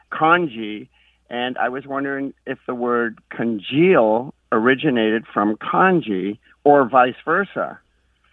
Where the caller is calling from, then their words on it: Oakland, California, United States; I'm calling from Oakland, California